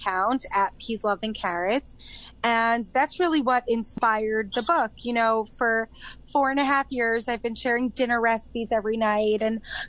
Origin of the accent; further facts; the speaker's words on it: Long Island, New York, United States; moved away as an adult; now in Israel; I grew up in New York, in Long Island